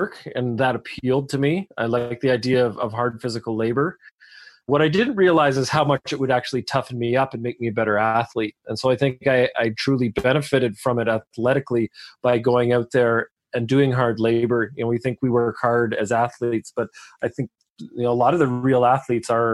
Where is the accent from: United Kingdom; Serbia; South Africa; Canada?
Canada; I'm a Canadian